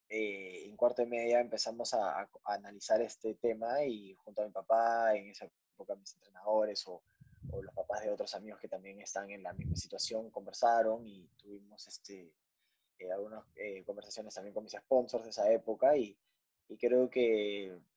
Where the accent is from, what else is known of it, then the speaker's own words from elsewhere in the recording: Punta Hermosa, Lima, Peru; yo básicamente crecí, nací en Punta Hermosa.